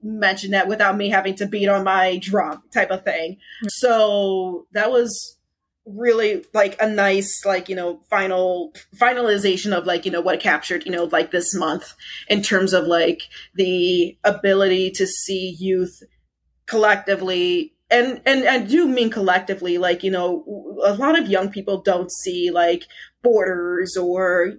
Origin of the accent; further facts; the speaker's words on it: United States; the only American among the finalists